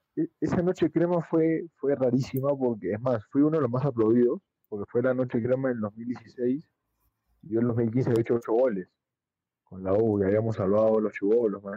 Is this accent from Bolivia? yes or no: no; Avellaneda, Buenos Aires Province, Argentina; moved away; como yo crecí en Avellaneda